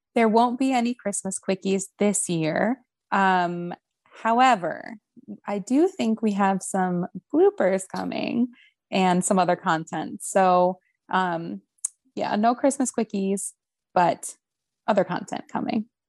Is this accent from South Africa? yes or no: no; Ohio, United States; moved away; ohio which is my home state